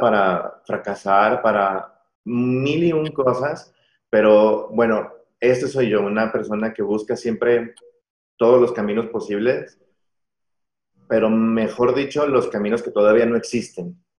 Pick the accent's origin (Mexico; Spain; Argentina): Mexico; la misma educación que, que, hemos tenido como mexicanos